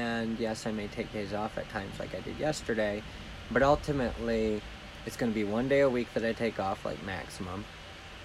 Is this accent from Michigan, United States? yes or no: yes; Jackson, Michigan, United States; I'm from Jackson, Michigan